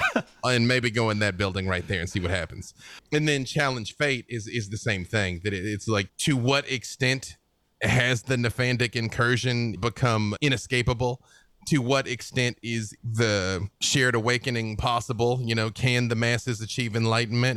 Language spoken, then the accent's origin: English; Arkansas, United States; I'm from Arkansas